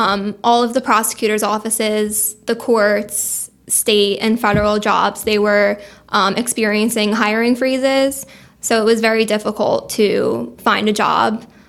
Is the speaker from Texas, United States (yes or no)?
no; Monmouth County, New Jersey, United States; moved away as an adult; now in Mays Landing, United States; So I'm from Monmouth County, New Jersey. I lived there my whole life, basically.